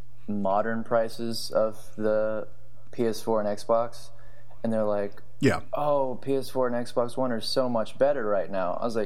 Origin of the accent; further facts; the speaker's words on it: Texas, United States; I am from Texas. Hello out there. I do not have a cowboy hat like everybody thinks. Hopefully I don't have too much of an accent.